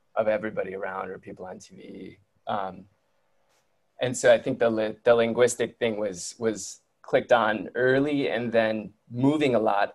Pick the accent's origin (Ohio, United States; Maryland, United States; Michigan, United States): Michigan, United States; Detroit; moved away; I grew up in Detroit in like on the border. We're on the border with Windsor, Canada